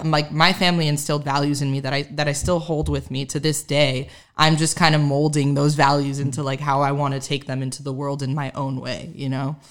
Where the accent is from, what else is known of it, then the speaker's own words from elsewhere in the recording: Miami, Florida, United States; moved away as an adult; now in Nashville, United States; growing up in Miami